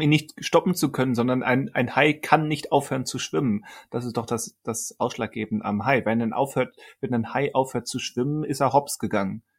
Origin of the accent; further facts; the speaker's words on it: Germany; als Deutscher